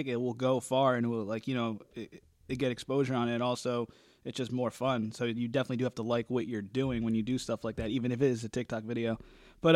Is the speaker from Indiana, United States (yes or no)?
no; New Jersey, United States; we're both from Jersey